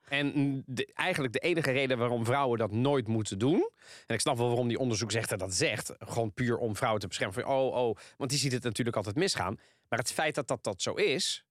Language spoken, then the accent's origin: Dutch; Italy; now in Netherlands; Ik ben een Italiaan